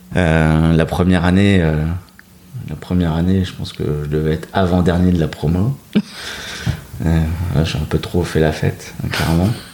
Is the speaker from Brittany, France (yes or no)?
no; Dunkirk, Hauts-de-France, France; moved away as an adult; also born or lived in Lille metropolitan area; Je suis originaire de Dunkerque. Euh, donc un peu carnavaleux dans l'âme, et puis grandi au bord de la mer.